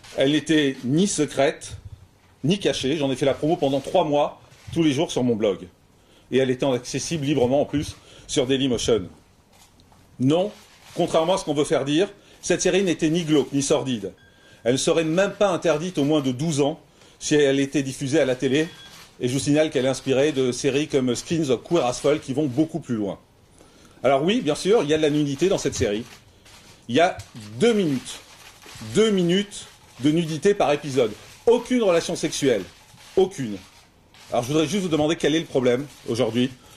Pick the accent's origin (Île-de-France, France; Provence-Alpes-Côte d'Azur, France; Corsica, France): Corsica, France; je suis corse